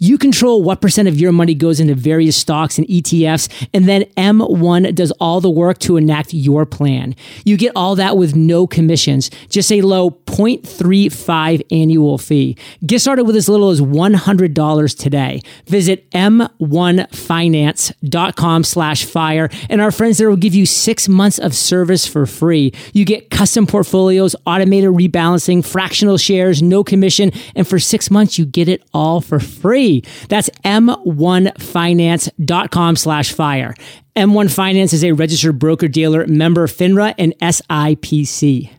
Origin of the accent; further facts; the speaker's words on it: Maine, United States; And Stephen King, the great Maine author, my home state, said, writers write.